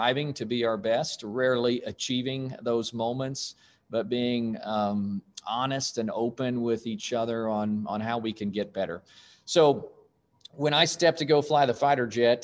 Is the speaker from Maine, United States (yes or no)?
no; Stillwater, Oklahoma, United States; I was born in Stillwater, Oklahoma, and son of a college professor